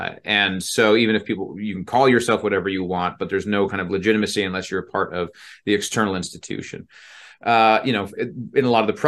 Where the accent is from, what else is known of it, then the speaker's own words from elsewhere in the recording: Utah, United States; also born or lived in Indiana; I mean, I grew up in Utah. I'm from Indiana. That's what I consider to be home.